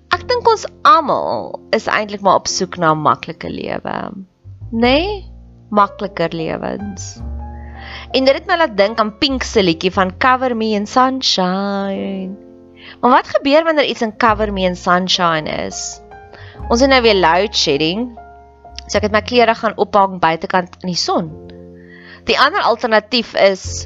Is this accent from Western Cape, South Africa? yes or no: no; Welkom, Free State, South Africa; Ek het in Welkom groot geword